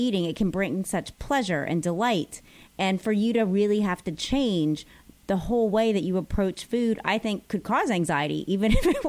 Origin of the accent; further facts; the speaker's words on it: New Orleans, Louisiana, United States; I'm from New Orleans.